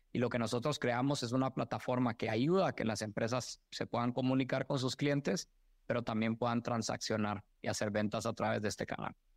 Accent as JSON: {"language": "Spanish", "country": "Guatemala", "tie": "born or raised there", "also_born_or_lived": "Mexico / United States", "moved": "as an adult", "said": "a mí me orgullece mucho haber nacido y crecido en Guatemala"}